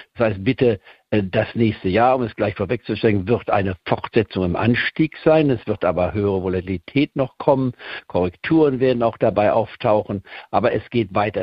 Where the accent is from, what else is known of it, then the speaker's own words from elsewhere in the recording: Goslar, Lower Saxony, Germany; moved away; also born or lived in Leipzig, Saxony; Ich komme ja aus Leipzig ursprünglich, auch wenn ich da nur als Baby drei Monate gelebt habe, bevor ich dann nach Goslar-Harz am äh, umgesiedelt wurde. Ich war vor dem Ende des Zweiten Weltkrieges, bin also Niedersachsen, wenn man so will, vom Aufwachsen her